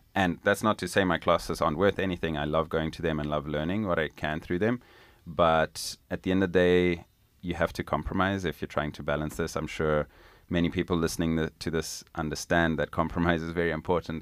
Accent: Zimbabwe; moved away as an adult; now in United States; I was born and raised in Zimbabwe, which is a little country down in southern Africa

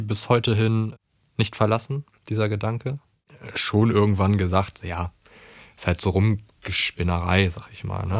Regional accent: Cuxhaven, Lower Saxony, Germany; wir kommen aus einem kleinen Ort, wir kommen aus Cuxhaven

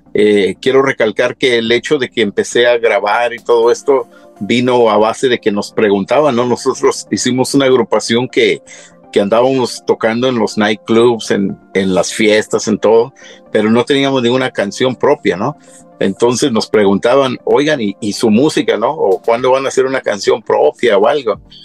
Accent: Tacámbaro, Michoacán, Mexico; moved away; soy originario de Michoacán

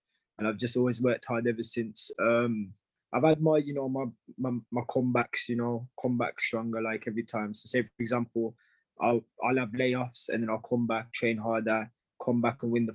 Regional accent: Wolverhampton, West Midlands, United Kingdom; I'm from Wolverhampton

